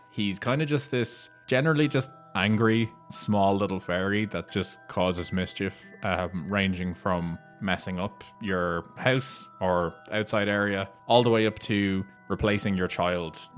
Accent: Ireland; I obviously know about it being Irish, it's kind of something that we're aware

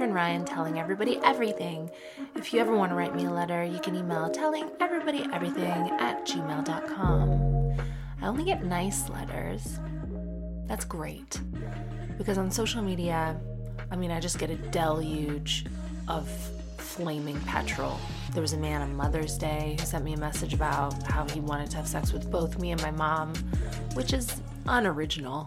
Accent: Canada; moved away as an adult; now in United Kingdom; I was born in Canada. I'm Canadian. I grew up in Canada, but my dad lived in Cork until he was 30 years old

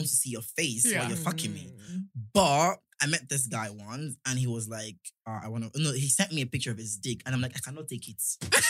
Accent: Nigeria; moved away as an adult; now in England, United Kingdom; I'm Nigerian.

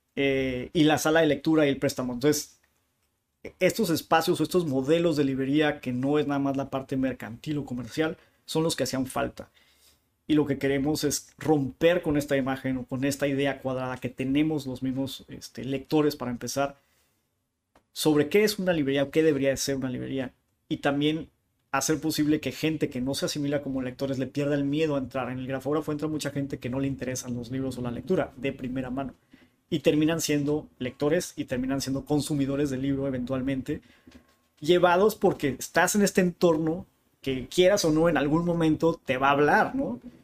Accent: Tijuana, Baja California, Mexico; first language Spanish; also born or lived in Chula Vista, California, United States; soy, soy tijuanense, nací en Chulavista, pero Chulavista es como la colonia de al lado, ¿no? Entonces por eso tuve la, facilidad de, hacer, estudié hasta la secundaria aquí

